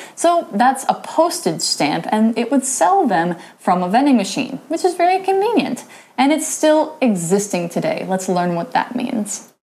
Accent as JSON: {"language": "English", "country": "United States", "said": "I'm American"}